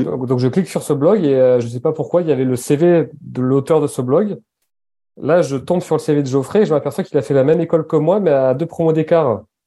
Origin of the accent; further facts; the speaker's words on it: Basque Country, Nouvelle-Aquitaine, France; moved away; also born or lived in Annecy / near Paris; Enfin, j'ai grandi sept ans au Pays basque.